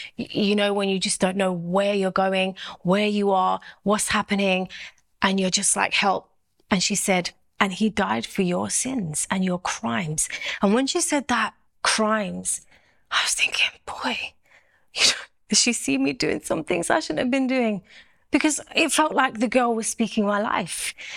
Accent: London, United Kingdom; I'm from South London

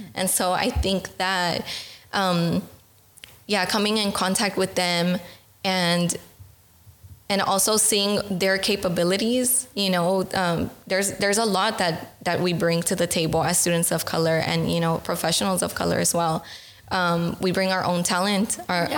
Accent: Los Angeles, California, United States; moved away as an adult; now in Netherlands; I'm from California, from Los Angeles

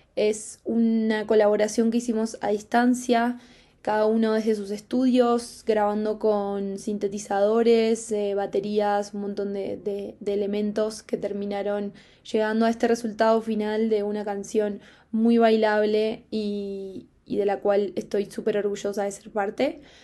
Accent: Argentina; soy música de Argentina

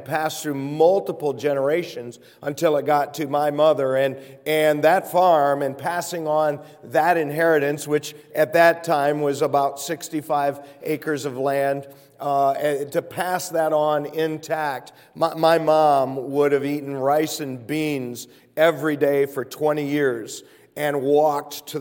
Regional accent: Michigan, United States; moved away; I'm from up north. I'm from Michigan

